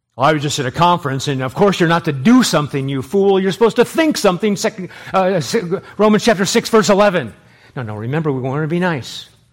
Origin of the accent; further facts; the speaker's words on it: Los Angeles, California, United States; when I was growing up in Los Angeles